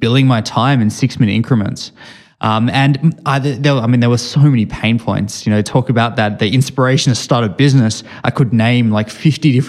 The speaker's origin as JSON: {"language": "English", "town": "Sydney", "region": "New South Wales", "country": "Australia", "tie": "born or raised there", "moved": "as an adult", "lives_now": "Bay Area, United States", "said": "I grew up in Sydney, Australia. I've spent my whole life there"}